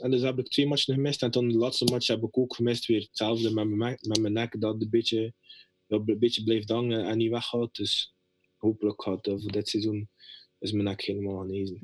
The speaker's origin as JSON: {"language": "Dutch", "country": "Belgium", "moved": "as an adult", "lives_now": "United States"}